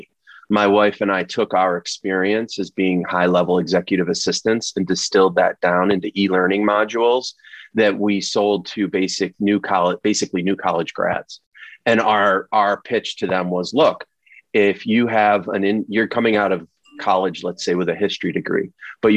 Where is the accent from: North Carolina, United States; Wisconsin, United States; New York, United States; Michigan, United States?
New York, United States; Rochester; moved away as an adult; we decided to move back to my hometown. And we realized quickly that in a town like Rochester, New York